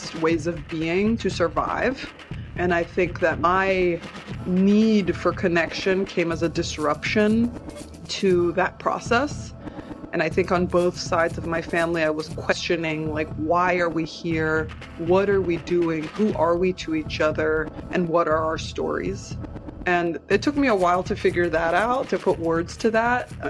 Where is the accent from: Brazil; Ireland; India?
Brazil; I was born in Pindorama, which is currently called Brazil